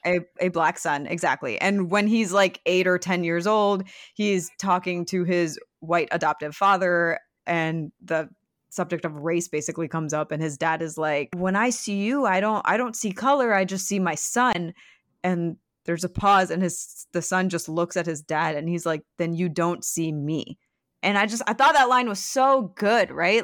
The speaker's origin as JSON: {"language": "English", "area": "Michigan and Ohio", "region": "Midwest", "country": "United States", "tie": "born or raised there", "said": "when I was in high school and growing up in Michigan and Ohio"}